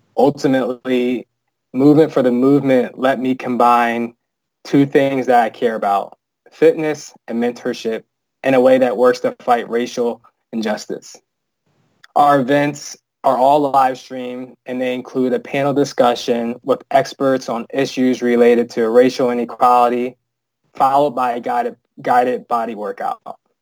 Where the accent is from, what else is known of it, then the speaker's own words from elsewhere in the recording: United States; now in Chicago, United States; a black male growing up in America